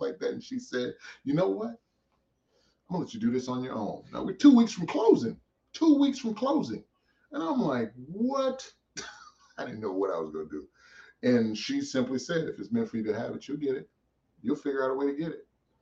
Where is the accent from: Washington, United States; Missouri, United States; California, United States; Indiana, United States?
Missouri, United States; St. Louis; also born or lived in Massachusetts / Nebraska; I was born in Massachusetts and I grew up in St. Louis